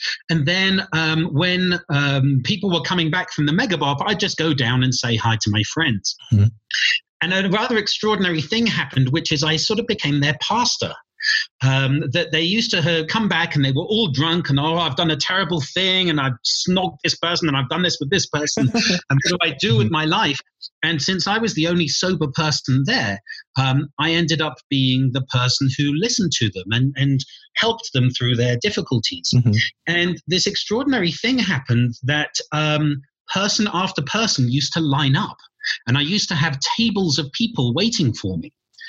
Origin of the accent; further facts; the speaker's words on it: England, United Kingdom; Well, I come from England.